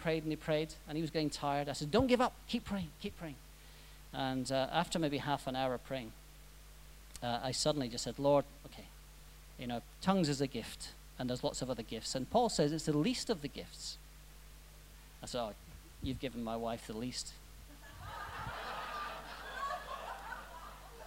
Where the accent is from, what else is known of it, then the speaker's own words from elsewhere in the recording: Scotland, United Kingdom; I'm Scottish. You've probably worked that out.